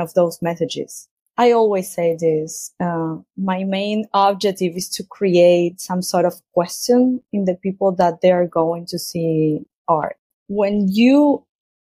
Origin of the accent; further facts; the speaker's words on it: Argentina; moved away as an adult; I was born in Argentina and I grew up there